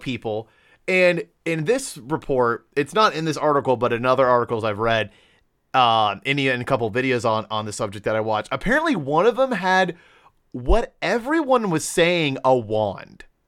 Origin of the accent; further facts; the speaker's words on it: Ohio, United States; we are from Ohio